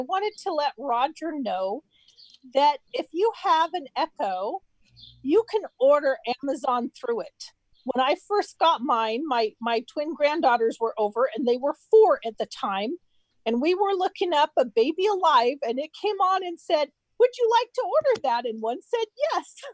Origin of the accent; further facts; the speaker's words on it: Pittsburgh, Pennsylvania, United States; I'm from Pittsburgh